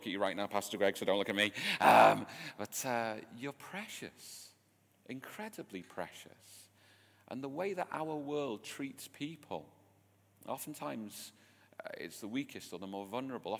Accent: England, United Kingdom; my strange English ears

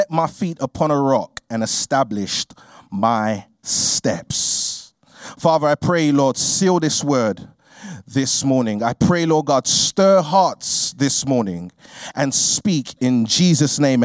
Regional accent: London, United Kingdom; I grew up in a place called Peckham, which is in southeast London

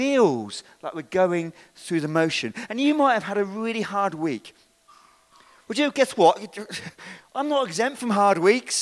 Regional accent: United Kingdom; We're British

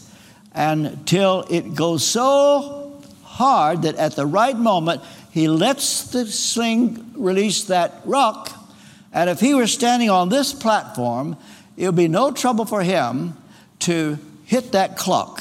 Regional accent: Ashland, Kentucky, United States; I was on the debate team in my hometown in Ashland, Kentucky

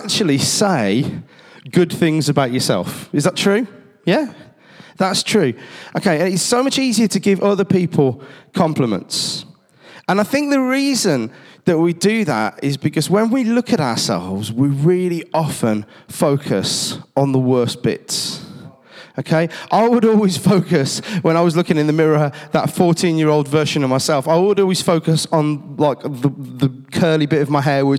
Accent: Cradley Heath, West Midlands, United Kingdom; I grew up down on Bars Road, the same place where Hayden Hill Leisure Centre is, and in my school, Timber Tree

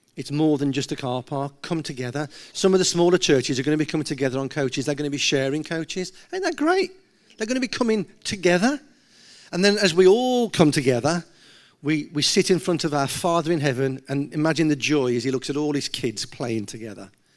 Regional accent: Gornal, West Midlands, United Kingdom; I'm from Gaunal

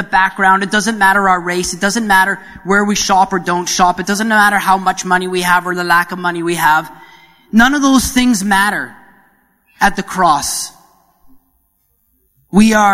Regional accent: Canada; moved away; being the Canadian that I am

